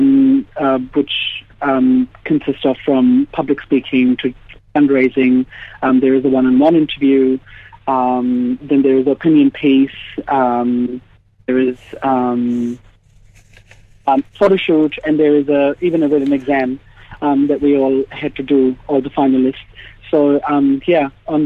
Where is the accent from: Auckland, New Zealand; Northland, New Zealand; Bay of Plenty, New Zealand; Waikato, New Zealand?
Bay of Plenty, New Zealand; Rotorua; also born or lived in India; we moved to New Zealand. I was very young, probably about 7. So grew up in Rotorua, schooling and everything happened there